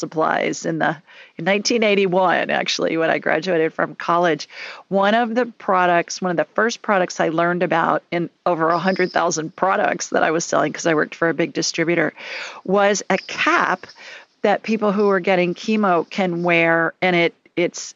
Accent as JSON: {"language": "English", "town": "Columbus", "region": "Ohio", "country": "United States", "tie": "born or raised there", "moved": "yes", "lives_now": "Alabama, United States", "said": "I grew up in Columbus, which is a couple hours north of you."}